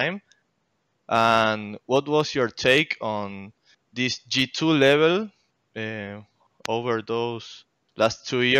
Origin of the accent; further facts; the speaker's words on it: Argentina; I'm a huge fan from Europe, even though I'm from Argentina